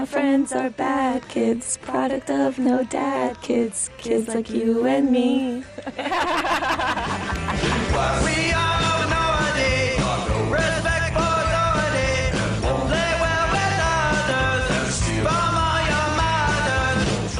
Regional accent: the South, United States; You're like, hey, we're from the South. Really good, good people, but if you cross us, you're gonna probably get stabbed. And that's kind of the South.

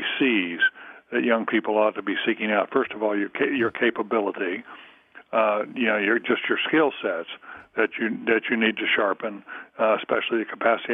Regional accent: Durham, North Carolina, United States; I'm from North Carolina, from Durham

